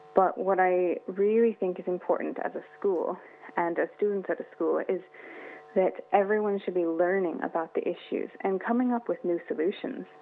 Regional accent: California, United States; also born or lived in Sydney, Australia; now in Ireland; I grew up in California by the Pacific Ocean.

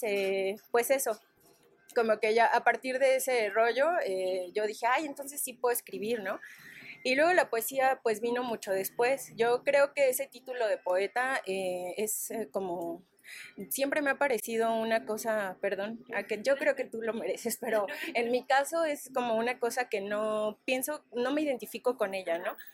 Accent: Ecatepec, State of Mexico, Mexico; el barrio en el que yo crecí, en Ecatepec

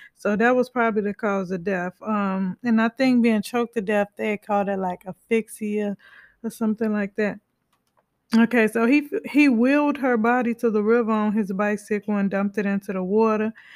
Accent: United States; I'm from the States

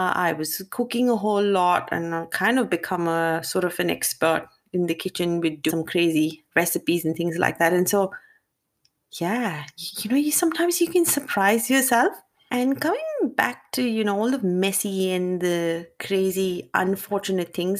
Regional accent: India; Growing up as an Indian girl

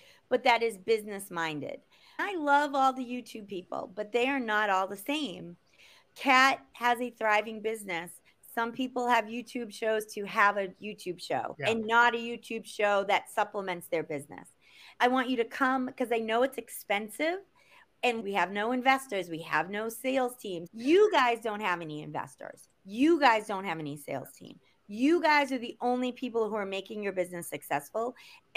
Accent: Boston, Massachusetts, United States; I'm from Boston and we drink beer and we carry on and we have fun

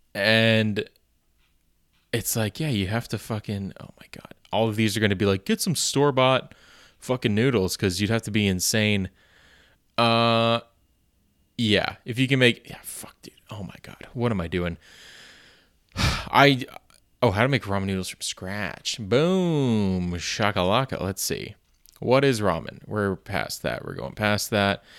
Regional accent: Canada; being a Canadian

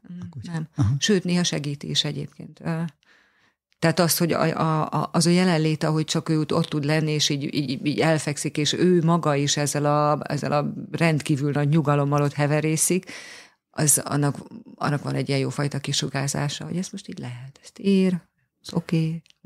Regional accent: Hungary; tüke magyar vagyok

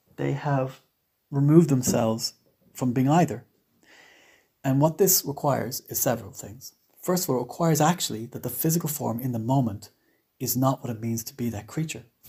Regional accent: Ireland; I'm Irish

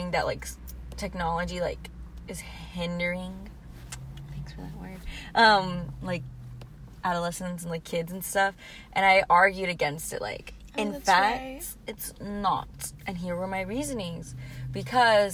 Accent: Carrollton, United States; accent: valley girl; I'm from Carrollton

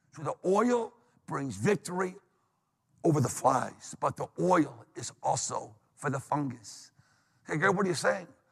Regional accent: New England, United States; now in Pennsylvania, United States; I'm from New England

